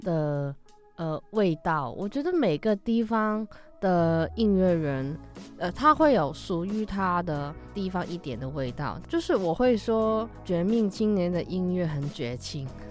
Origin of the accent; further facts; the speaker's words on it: Hong Kong; accent: Hong Kong accent; Chinese is a second language; moved away as an adult; now in Taiwan; 还是会有一点怪怪的香港腔